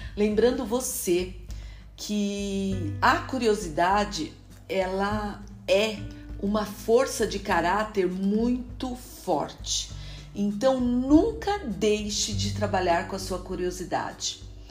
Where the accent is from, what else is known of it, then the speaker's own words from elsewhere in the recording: Brazil; moved away as an adult; also born or lived in Lisbon, Portugal; eu saí do Brasil para estudar